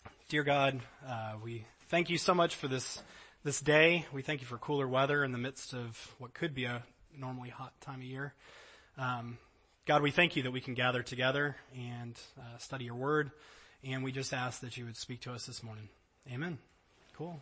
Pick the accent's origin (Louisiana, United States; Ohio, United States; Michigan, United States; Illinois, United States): Louisiana, United States; New Orleans; I grew up in Louisiana, flat state, no mountains